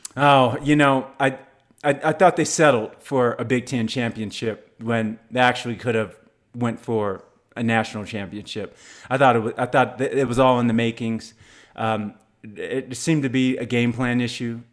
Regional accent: Blue Springs, Missouri, United States; the Blue Springs High School, my hometown

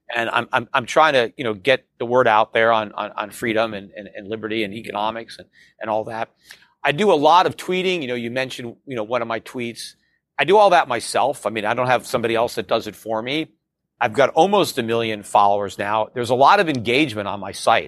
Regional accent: United States; as an American

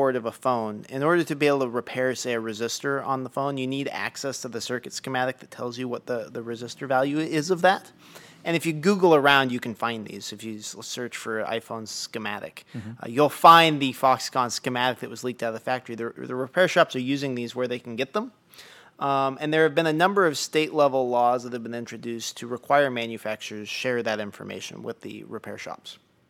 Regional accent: Oregon, United States; The town that I grew up in Oregon, very picturesque place, lots of outdoor folks. When I was growing up, there were 3 camera stores. Now there are 0.

